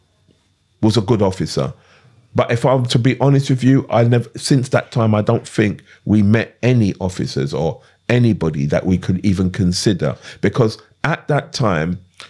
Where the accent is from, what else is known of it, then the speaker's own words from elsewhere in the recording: London, United Kingdom; also born or lived in Clapham; I grew up in Brixton, but I wasn't from Brixton